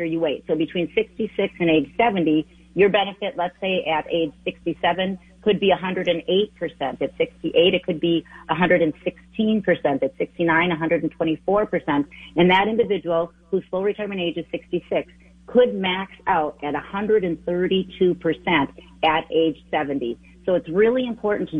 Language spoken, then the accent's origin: English; Wisconsin, United States; moved away as an adult; now in Twin Cities, Minnesota, United States; Born and raised in Wisconsin